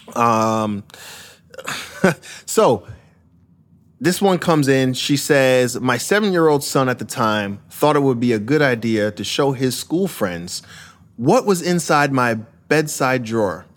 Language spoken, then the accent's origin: English; Brentwood, New York, United States; also born or lived in Queens, New York; growing up in Brentwood, Long Island, and Queens